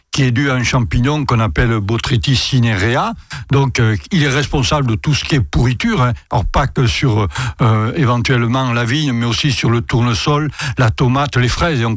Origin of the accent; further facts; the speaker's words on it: Alsace, Grand Est, France; sélection de Grenoble chez nous en Alsace.